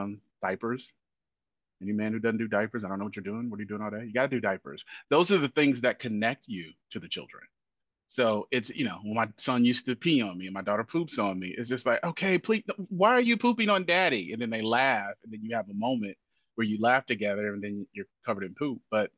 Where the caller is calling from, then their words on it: Nashville, Tennessee, United States; I am dialing in from Nashville, Tennessee, in the southeast portion of the United States.